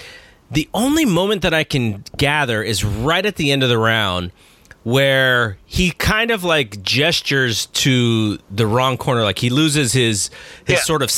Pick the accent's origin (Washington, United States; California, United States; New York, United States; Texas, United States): California, United States; Bay Area; I grew up in the Bay Area, which is the, you know, ultimate melting pot.